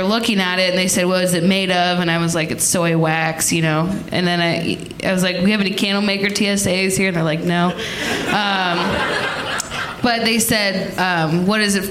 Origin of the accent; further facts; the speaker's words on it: Cincinnati, Ohio, United States; I am from Cincinnati